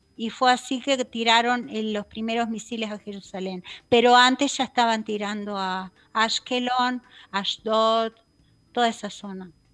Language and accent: Spanish; Uruguay; moved away as an adult; now in Israel; soy uruguaya. Nací en Uruguay.